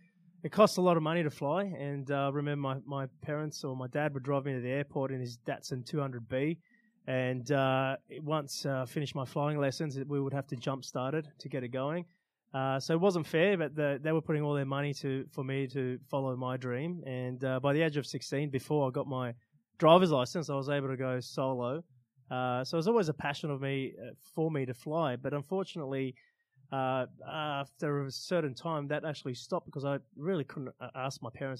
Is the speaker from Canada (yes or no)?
no; Australia; English is a second language; also born or lived in Iran / Rome, Italy; growing up in Australia